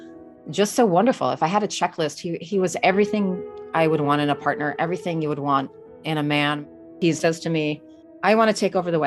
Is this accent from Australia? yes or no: yes; Australia; also born or lived in Detroit; now in New York, United States; I grew up in Australia